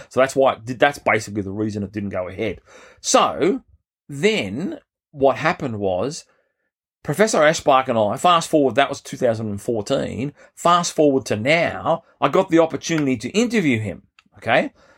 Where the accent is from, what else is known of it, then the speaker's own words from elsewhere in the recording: Australia; as an Australian growing up